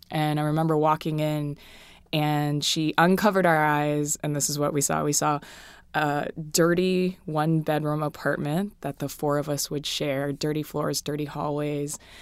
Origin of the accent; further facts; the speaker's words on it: Hawaii, United States; moved away; I'm from Hawaii